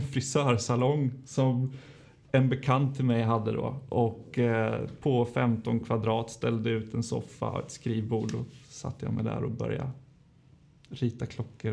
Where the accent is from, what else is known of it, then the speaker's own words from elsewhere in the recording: Linköping, Östergötland, Sweden; jag är född och uppvuxen i Linköping